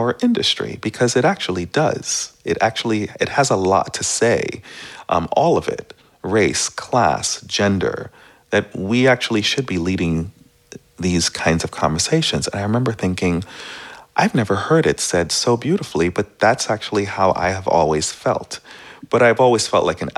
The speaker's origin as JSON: {"language": "English", "region": "East Coast", "country": "United States", "tie": "born or raised there", "also_born_or_lived": "Caribbean / New York City", "moved": "as an adult", "lives_now": "San Francisco, United States", "said": "I grew up on the East Coast and I'm from the Caribbean"}